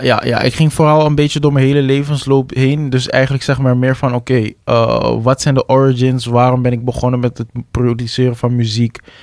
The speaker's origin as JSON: {"language": "Dutch", "town": "Amsterdam", "region": "North Holland", "country": "Netherlands", "said": "waar ik vandaan kom, de Belmer"}